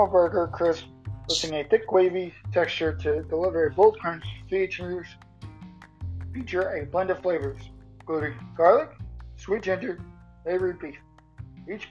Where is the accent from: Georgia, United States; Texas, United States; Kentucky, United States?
Texas, United States; moved away as an adult; now in Oklahoma, United States; I grew up in Texas my entire life